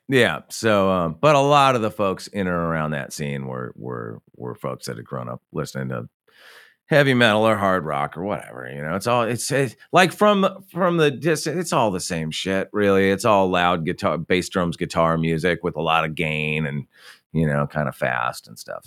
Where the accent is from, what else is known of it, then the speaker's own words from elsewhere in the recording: Santa Barbara, California, United States; when I was a kid growing up in Santa Barbara, California, in the seventies and even through the eighties